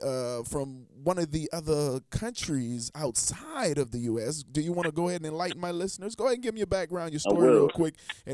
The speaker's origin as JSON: {"language": "English", "town": "Charleston", "region": "South Carolina", "country": "United States", "said": "I'm actually originally from Charleston, South Carolina."}